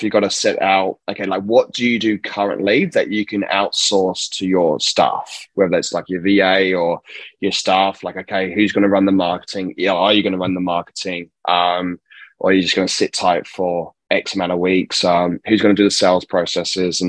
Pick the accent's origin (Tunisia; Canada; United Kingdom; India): United Kingdom; England; now in Perth, Australia; Born and raised in England